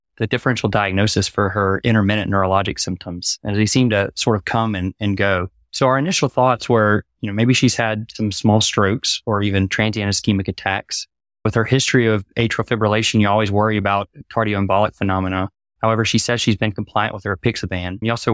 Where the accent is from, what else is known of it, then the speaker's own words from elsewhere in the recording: Jackson, Mississippi, United States; I'm from Jackson, Mississippi originally. Did my medical school training there at the University of Mississippi Medical Center